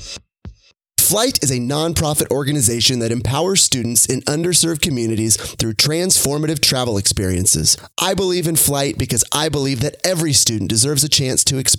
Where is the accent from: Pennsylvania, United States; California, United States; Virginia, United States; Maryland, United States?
California, United States; Sacramento; walking through Sacramento here, my hometown